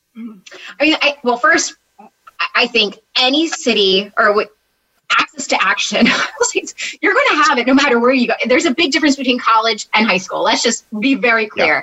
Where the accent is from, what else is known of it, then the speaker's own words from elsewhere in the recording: New Jersey, United States; I grew up in South Jersey, as far south as you can get, at a shore vacation type town